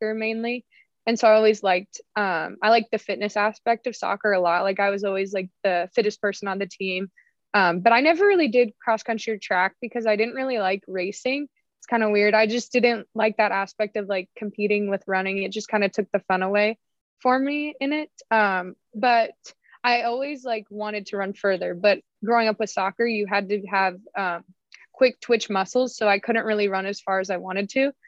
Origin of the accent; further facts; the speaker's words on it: Prescott, Arizona, United States; moved away as an adult; I grew up in Northern Arizona, not Flagstaff, but like Prescott.